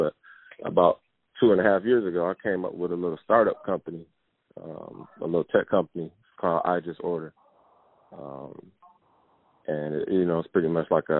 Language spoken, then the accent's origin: English; Saginaw, Michigan, United States; moved away as an adult; now in Dallas, United States; Born and raised Saginaw, Michigan. Mm-hmm. I'm 27 years old. You know, I come from a two-parent household or whatever, and relocated out here to Dallas, Texas.